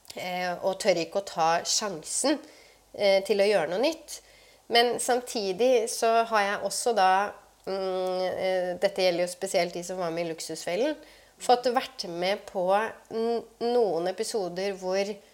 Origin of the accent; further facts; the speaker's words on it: Oslo, Norway; jeg vokste opp på Romsås